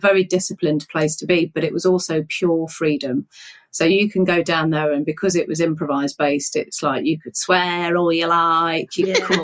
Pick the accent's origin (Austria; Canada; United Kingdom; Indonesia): United Kingdom; Nottingham, East Midlands; I grew up in Nottingham. I grew up in an area called Woolerton